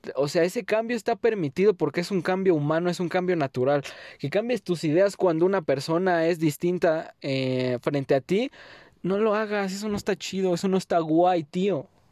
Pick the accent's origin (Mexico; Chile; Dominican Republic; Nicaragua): Mexico; first language Spanish; esta mi tierra